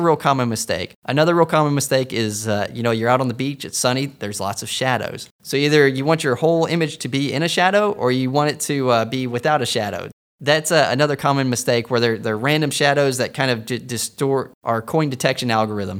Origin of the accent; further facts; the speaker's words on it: Texas, United States; moved away; I'm a Texan